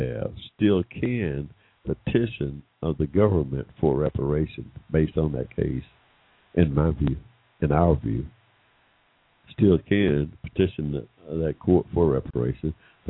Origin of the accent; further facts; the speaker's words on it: Georgia, United States; here in my home state of Georgia